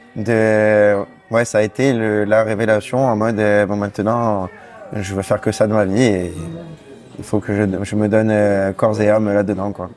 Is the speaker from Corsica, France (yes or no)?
yes; Bastia, Corsica, France; Je viens de Bastia. Je suis né à Bastia